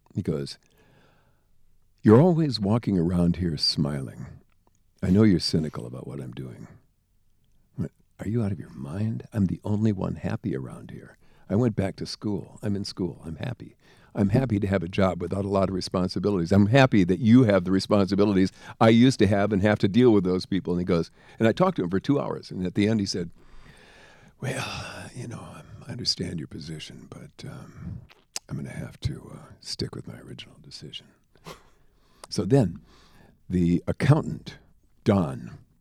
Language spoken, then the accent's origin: English; Jamestown, North Dakota, United States; moved away; also born or lived in Los Angeles; I'm from Jamestown, North Dakota, a little tiny town in the middle of nowhere.